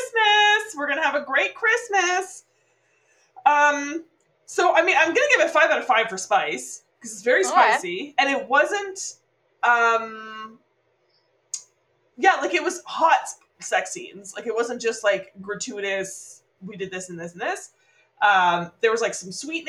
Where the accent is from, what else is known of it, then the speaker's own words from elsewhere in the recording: Canada; We're Canadian